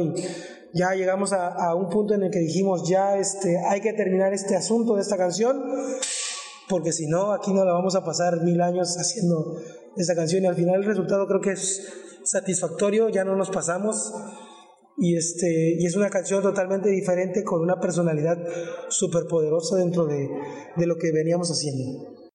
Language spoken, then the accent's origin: Spanish; Villahermosa, Tabasco, Mexico; somos originarios de Villahermosa, Tabasco